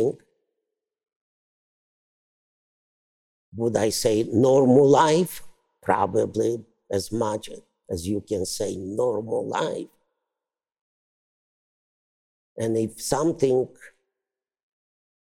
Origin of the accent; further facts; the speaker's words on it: Brzostek, Subcarpathian Voivodeship, Poland; moved away; I am from Poland